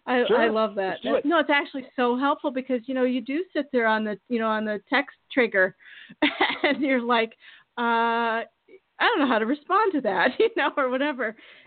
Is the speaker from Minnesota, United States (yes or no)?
yes; Minnesota, United States; I'm from Minnesota. Also, you know, my parents live there and everything.